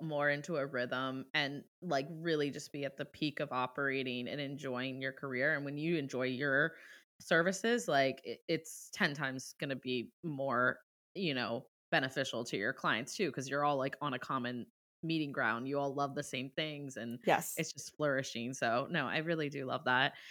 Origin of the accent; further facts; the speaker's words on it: Ohio, United States; now in Boston, United States; I'm from Ohio. I'm a Midwest girl too